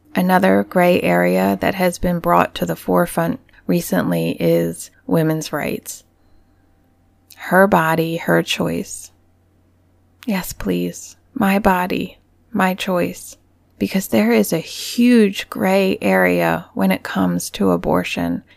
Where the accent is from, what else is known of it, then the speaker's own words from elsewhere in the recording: United States; growing up in America